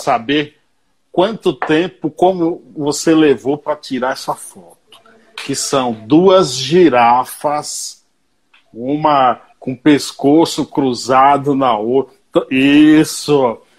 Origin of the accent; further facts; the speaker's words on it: Paiaiá, Bahia, Brazil; O Paiaiá, que dá nome a esse programa, é um povoado, um vilarejo na Bahia, onde eu nasci